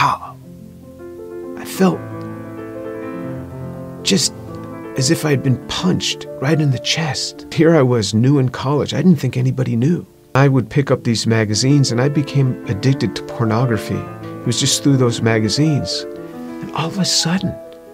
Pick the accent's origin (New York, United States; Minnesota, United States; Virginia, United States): New York, United States; I grew up just outside of New York City